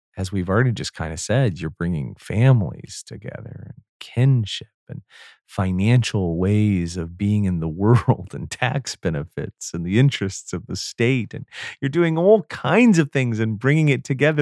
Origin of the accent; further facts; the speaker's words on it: United States; I was from the United States